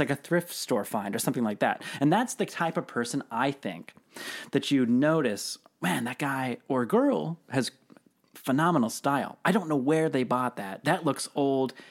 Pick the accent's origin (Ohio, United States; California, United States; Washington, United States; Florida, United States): Washington, United States; Seattle; Growing up in Seattle